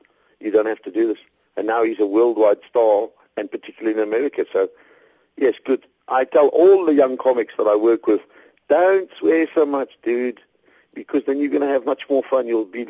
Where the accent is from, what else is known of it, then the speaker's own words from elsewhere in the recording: South Africa; I love being a South African. Everything South African is cool.